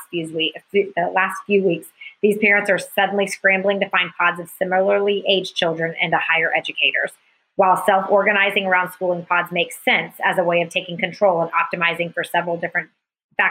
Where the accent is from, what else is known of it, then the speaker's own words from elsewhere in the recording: Alpharetta, Georgia, United States; where I was raised in Alpharetta